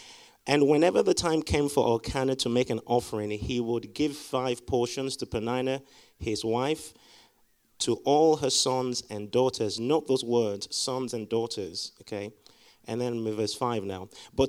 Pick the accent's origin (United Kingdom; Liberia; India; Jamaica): Liberia; born there; Now, my parents are missionaries, so I was born in Liberia. My dad is from Nigeria. My mom is from Ghana